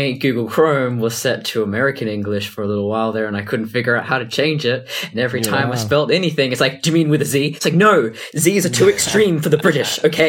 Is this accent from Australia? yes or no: yes; Perth, Western Australia, Australia; In Perth, we'll say